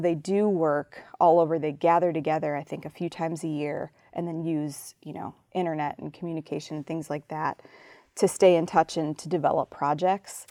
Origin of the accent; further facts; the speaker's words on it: Chicago, Illinois, United States; moved away; my, um, time as a young person growing up in Chicago